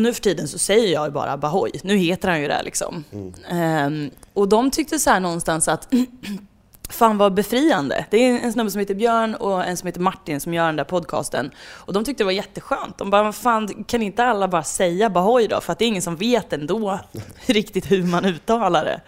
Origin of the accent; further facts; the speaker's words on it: Värmland, Sweden; som värmlänning